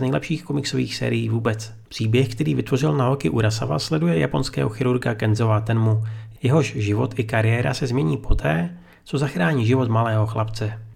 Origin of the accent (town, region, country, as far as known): Czechia; now in Japan